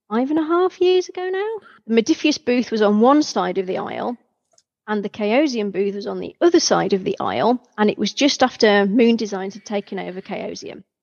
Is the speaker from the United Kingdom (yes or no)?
yes; United Kingdom; being terribly British about it